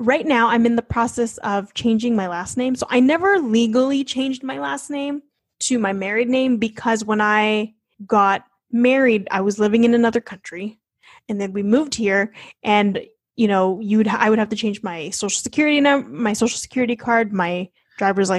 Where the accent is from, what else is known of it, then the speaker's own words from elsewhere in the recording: United States; also born or lived in Australia; we're both American citizens. We got married in Australia, but we're from America